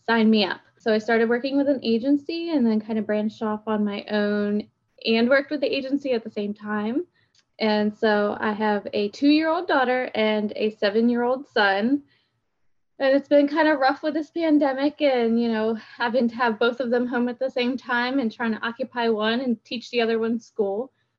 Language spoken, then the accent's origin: English; Pennsylvania, United States; We moved down here from Pennsylvania 2 years ago.